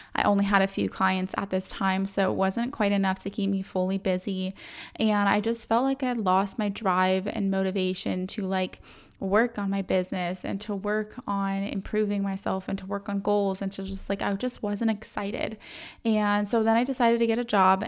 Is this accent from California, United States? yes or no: yes; San Diego, California, United States; moved away; I'm from San Diego